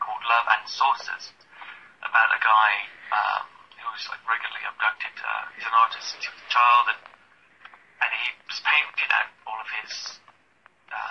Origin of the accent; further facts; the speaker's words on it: Wales, United Kingdom; now in London, United Kingdom; I'm from Wales originally, and from an Irish and English family. And, you know, growing up in Wales, people talk to each other